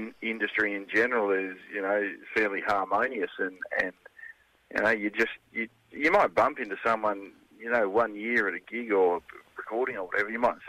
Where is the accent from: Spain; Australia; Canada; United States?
Australia; Kapunda, South Australia; my small hometown in Kapunda in South Australia